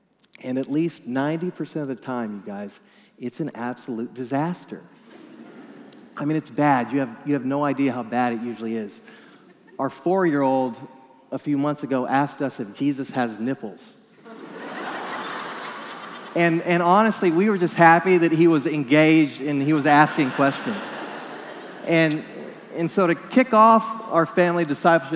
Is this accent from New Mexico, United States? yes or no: yes; New Mexico, United States; moved away; my home state of New Mexico